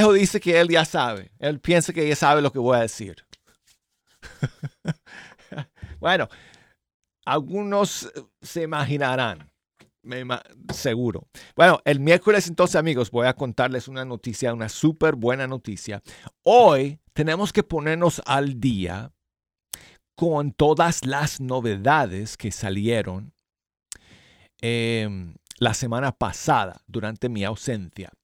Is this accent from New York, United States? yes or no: no; Colorado, United States; Spanish is a second language; moved away as an adult; now in Alabama, United States